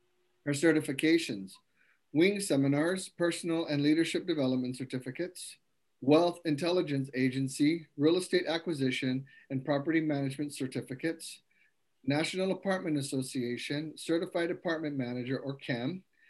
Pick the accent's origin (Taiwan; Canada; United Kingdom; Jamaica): Taiwan; English is a second language; moved away as an adult; now in United States; I was born and raised in Taiwan. I came to the United States at the age of 20. Throughout the 23 years in the States, I have embraced the cultural differences that enrich my connections to different backgrounds.